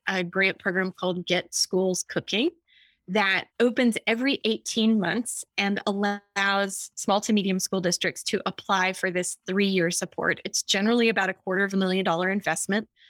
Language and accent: English; Austin, Texas, United States; I'm from Austin, Texas